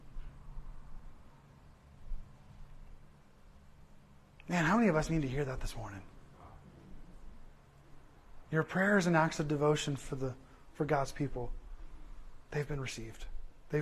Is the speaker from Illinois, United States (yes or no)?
no; Southern California, United States; I'm from Southern California